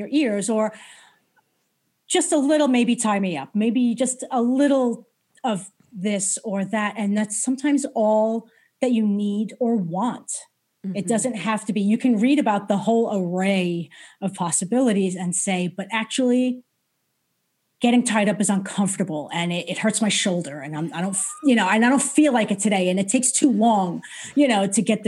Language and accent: English; New York, United States; I was brought up in New York